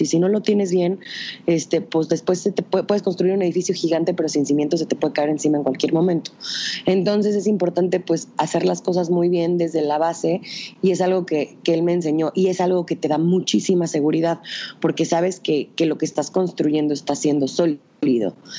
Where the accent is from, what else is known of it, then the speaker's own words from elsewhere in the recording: Tehuacán, Puebla, Mexico; Soy de Tehuacán, una ciudad muy chiquita, bueno, ni tan chiquita, pero este, una ciudad en el estado de Puebla